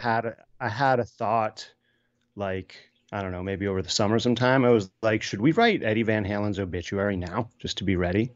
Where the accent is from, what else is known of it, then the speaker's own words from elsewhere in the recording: New York City, New York, United States; moved away as an adult; also born or lived in Brooklyn; now in Woodstock, United States; I was born and raised in Manhattan